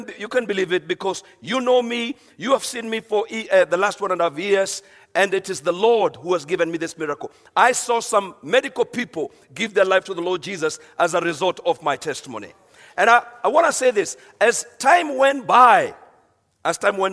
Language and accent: English; Kenya; I'm from Kenya